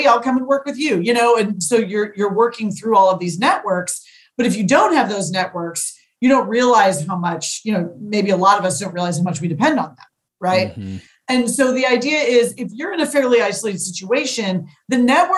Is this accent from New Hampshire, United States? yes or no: no; St. Louis, Missouri, United States; I'm a St. Louisan born and bred. I love my hometown